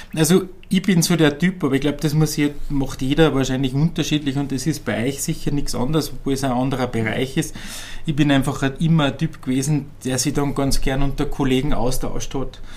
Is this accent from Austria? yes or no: yes; Upper Austria, Austria; Ich bin eigentlich ein geborener Oberösterreicher